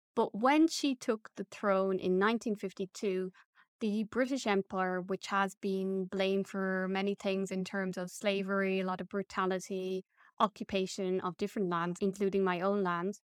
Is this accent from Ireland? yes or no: yes; Ireland; As an Irish person